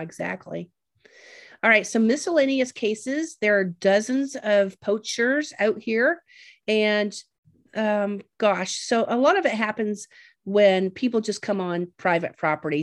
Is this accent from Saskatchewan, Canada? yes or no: no; Ontario, Canada; I grew up in Canada and that Lake Huron was my ocean